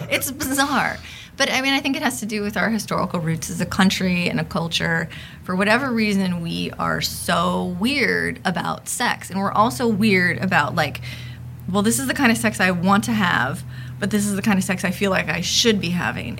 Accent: Los Angeles, California, United States; I am a sociologist, uh, born and raised in Los Angeles

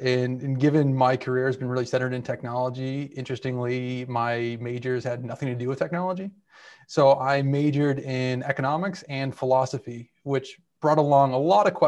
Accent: Boston, Massachusetts, United States; So immediate family is not that big. Mother, father, and I had an older sister, but I'm Italian.

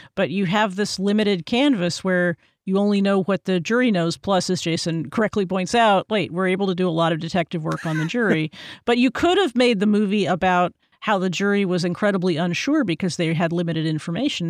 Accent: Texas, United States; I'm from Texas

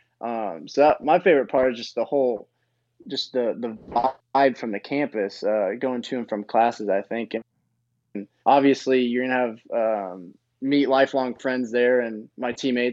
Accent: Bloomington, Indiana, United States; moved away as an adult; now in Würzburg, Germany; I grew up in Bloomington my whole life

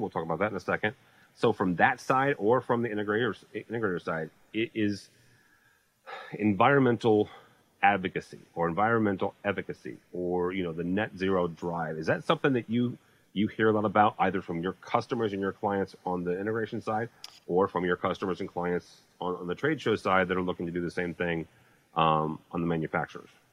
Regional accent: St. Louis, Missouri, United States; I'm from St. Louis.

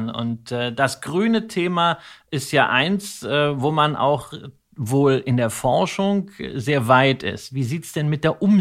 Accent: North Rhine-Westphalia, Germany; Ich bin im Ruhrpott groß geworden

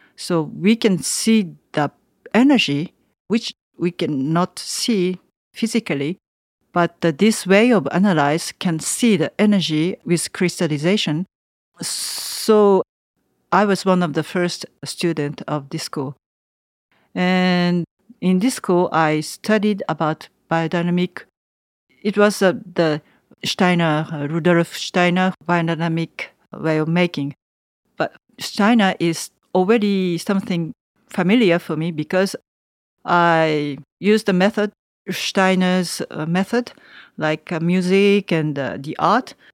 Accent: Tokyo, Japan; English is a second language; moved away as an adult; now in Savigny-les-Beaune, France; I'm from Tokyo

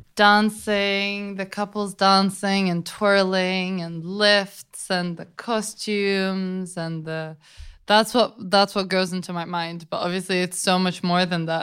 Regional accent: London, United Kingdom; I was raised in London by my mom and my grandma

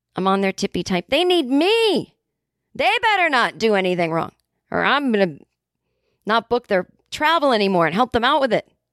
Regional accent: Boston, Massachusetts, United States; I was growing up in Boston

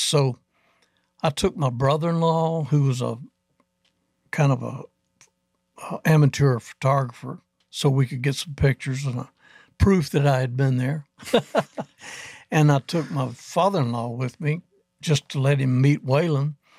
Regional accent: Athens, Alabama, United States; We were in Huntsville, Alabama area, in Athens. I'm from Athens.

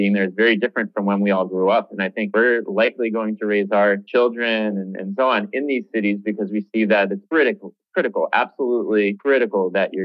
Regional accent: about 2 hours west of Boston, Massachusetts, United States; now in Boston, United States; I didn't grow up in Boston. I grew up about 2 hours west of Boston

